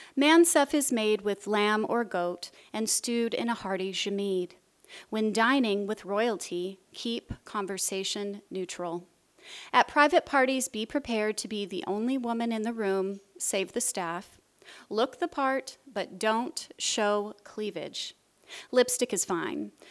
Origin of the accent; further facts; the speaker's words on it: United States; moved away as an adult; also born or lived in Jordan; As an American moving to Jordan